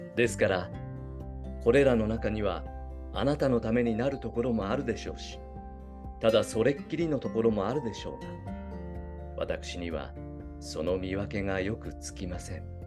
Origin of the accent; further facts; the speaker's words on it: Kyushu, Japan; 僕ら九州生まれの九州育ち